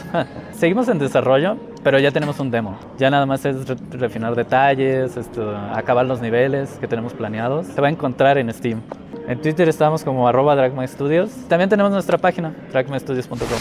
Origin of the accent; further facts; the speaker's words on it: Mérida, Yucatán, Mexico; venimos de Yucatán, de Mérida, Yucatán